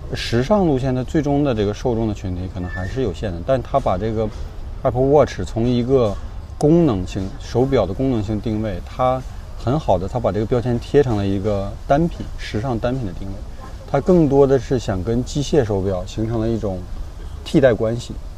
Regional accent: Northeast China, China; accent: Northeastern Mandarin; 用我们东北话讲

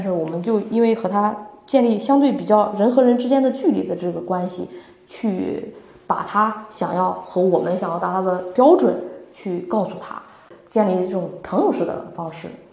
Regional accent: northern China, China; now in Shanghai, China; 我是北方人

